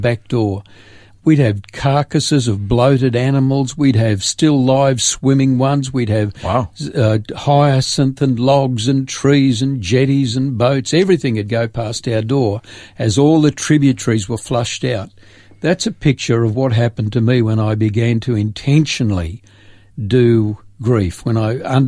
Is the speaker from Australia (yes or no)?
yes; Grafton, New South Wales, Australia; moved away as an adult; also born or lived in Sydney / Port Macquarie; 18 years of growing up in Grafton